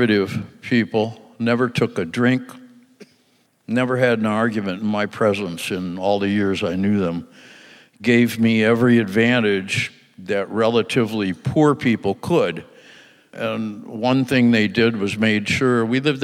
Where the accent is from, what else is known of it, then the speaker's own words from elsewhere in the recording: Michigan, United States; in Michigan in 1947